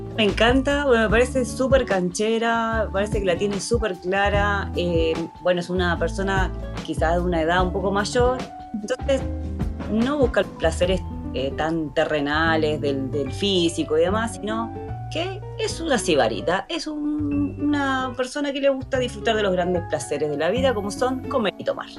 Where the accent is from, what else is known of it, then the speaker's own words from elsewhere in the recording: Argentina; moved away; soy argentina